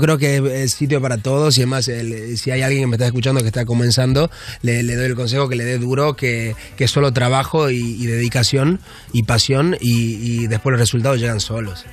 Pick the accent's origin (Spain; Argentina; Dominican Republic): Argentina; moved away; yo vengo de Argentina y, yo me crié en, un barrio muy pobre ahí en Argentina